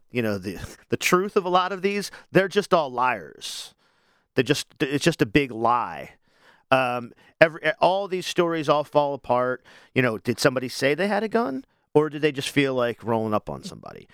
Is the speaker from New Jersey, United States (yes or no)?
no; Wilmington, Delaware, United States; I'm from Wilmington originally as well. And it's such a small city that I feel like everybody's my neighbor